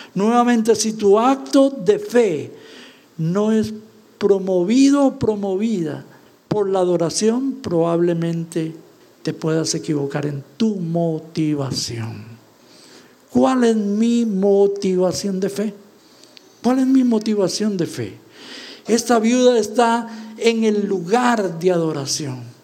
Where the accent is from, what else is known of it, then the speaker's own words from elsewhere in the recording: Costa Rica; se sabe que venimos de Costa Rica